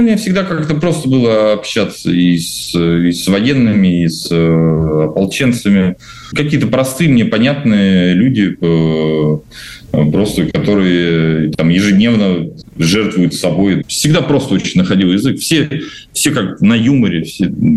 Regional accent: Novomoskovsk, Tula Oblast, Russia; moved away; я недавно тоже вернулся в свой город и дал выступление для Новомосковской исправительной колонии

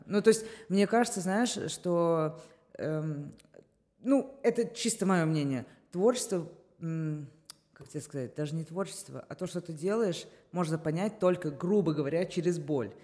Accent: Moscow, Russia; я москвичка

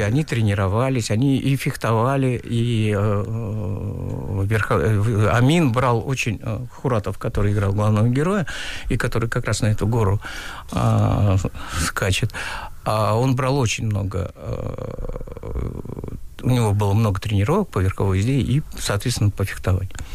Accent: Uzbekistan; moved away as an adult; also born or lived in Tashkent; now in Russia; Я узбек. Я э, больше 30 лет живу в России

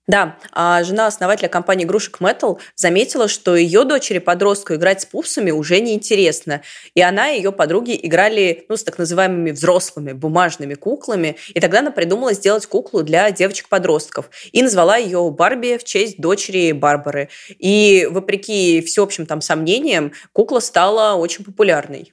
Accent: Samara, Samara Oblast, Russia

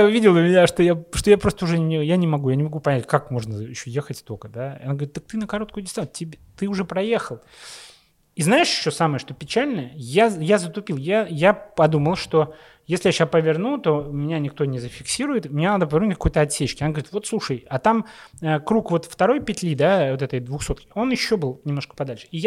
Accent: Russia; Ну вот и э, Леша, собственно, он написал Дэвиду, Дэвид такой в шоке, вы кто такие? Мы говорим, мы из России, да.

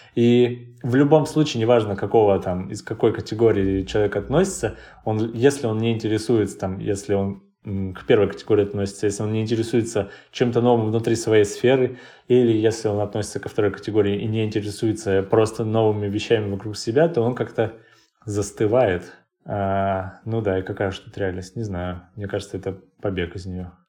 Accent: Krasnoyarsk, Krasnoyarsk Krai, Russia; moved away as an adult; now in Moscow, Russia; я обычный человек из Красноярска

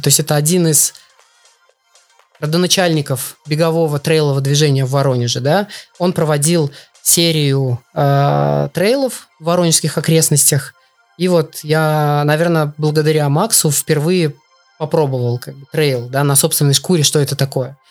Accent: Belarus; moved away as an adult; also born or lived in Russia; now in Poland; я из Беларуси, и все, всю свою спортивную, всё свой спортивный путь, весь свой спортивный путь я начал именно в Беларуси

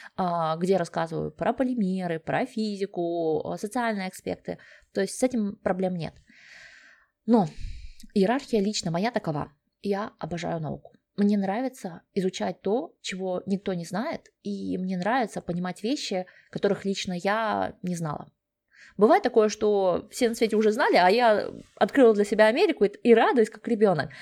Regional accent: Kazakhstan; moved away as an adult; also born or lived in Sweden; now in Germany; Я сама родом из Казахстана

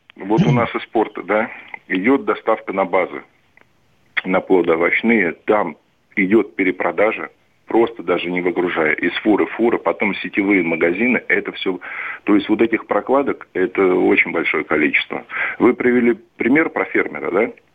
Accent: Saint Petersburg, Russia; А я простой русский питерский водитель-дальнобойщик

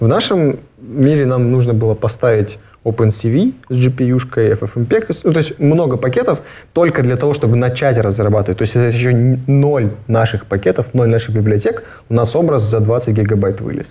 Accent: Shelekhov, Irkutsk Oblast, Russia; now in Innopolis, Russia; Я вырос в Шелихове, это такой маленький пригород

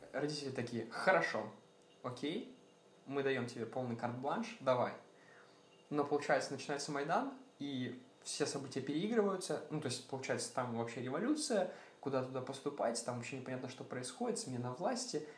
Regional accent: Sumy, Sumy Oblast, Ukraine; Сам я родом из Украины, э, из всем известного города Сумы

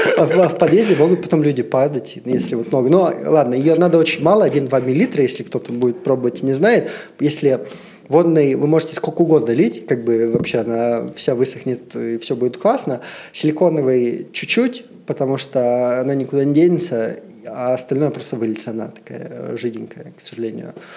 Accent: Siberia, Russia; moved away; Я вообще из Сибири. То есть у меня достаточно вот все такое патриархальное. Ну, почему как бы 20 трем годам я ничего не видел. Я из Сибири, у меня родители в Сибири живут, э, в маленьких шахтерских э, городах

